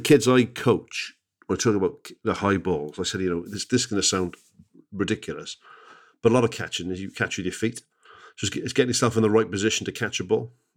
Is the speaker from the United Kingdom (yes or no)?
yes; Barry, Wales, United Kingdom; I'm from Barry